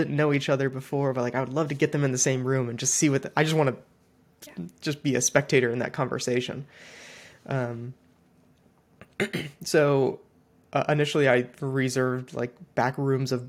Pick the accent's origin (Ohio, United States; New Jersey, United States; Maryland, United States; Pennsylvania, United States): Ohio, United States; I'm from Ohio